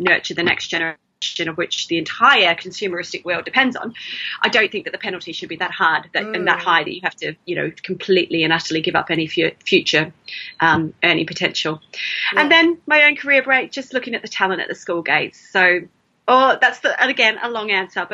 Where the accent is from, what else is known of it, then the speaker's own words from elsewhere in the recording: Melbourne, Victoria, Australia; moved away; I'm sure you can hear the accent. I'm originally from Melbourne in Australia.